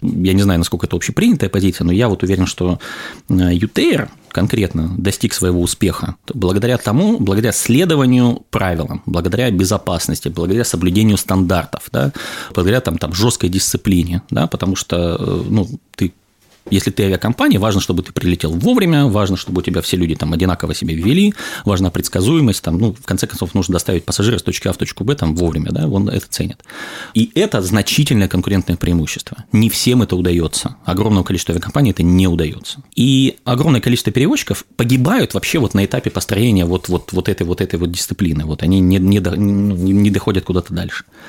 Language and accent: Russian; Krasnodar, Krasnodar Krai, Russia; я из Краснодара, это где-то рядом с Сочи